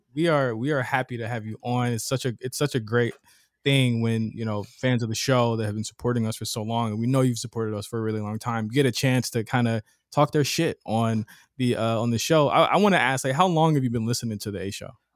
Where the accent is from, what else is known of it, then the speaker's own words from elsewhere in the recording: Virginia, United States; I'm from, uh, Virginia